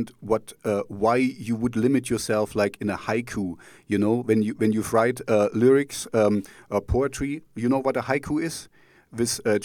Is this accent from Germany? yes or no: yes; East Germany, Germany; English is a second language; now in Jena, Germany; I grew up in East Germany, so we didn't have much